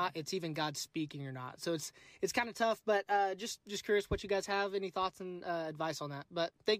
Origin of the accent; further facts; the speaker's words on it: Oklahoma, United States; I'm from Oklahoma, just a teacher out here.